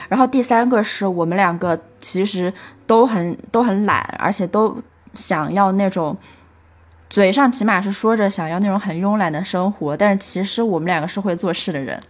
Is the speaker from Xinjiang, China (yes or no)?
no; Chengdu, Sichuan, China; 后来呢，我又是在成都的一个区带大，然后跟爷爷奶奶在一起